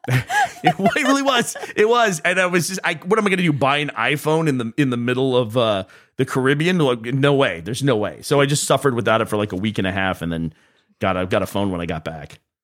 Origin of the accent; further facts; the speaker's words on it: Austin, Texas, United States; moved away as an adult; now in Scotland, United Kingdom; I'm from Austin